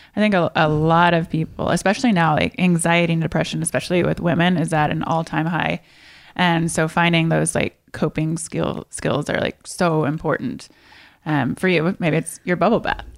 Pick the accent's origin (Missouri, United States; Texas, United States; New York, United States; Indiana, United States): Indiana, United States; moved away as an adult; now in California, United States; I'm originally from Indiana. Midwest girl, and I moved to California at eighteen.